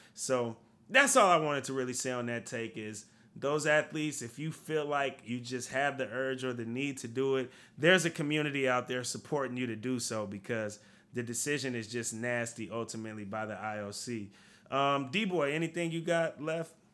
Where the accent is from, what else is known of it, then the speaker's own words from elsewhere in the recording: United States; I am an American